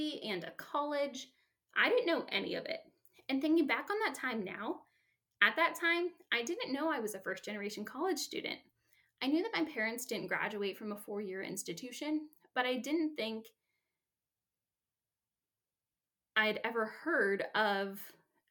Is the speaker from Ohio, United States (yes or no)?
yes; Youngstown, Ohio, United States; moved away as an adult; I grew up in Youngstown, Ohio